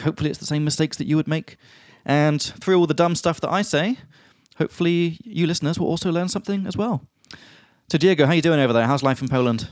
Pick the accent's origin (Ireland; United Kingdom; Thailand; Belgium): United Kingdom; England; now in Prague, Czech Republic; from England